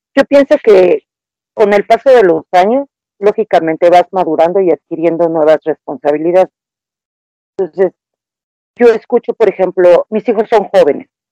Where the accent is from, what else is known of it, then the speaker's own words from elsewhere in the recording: Mexico; yo en este caso hablo de México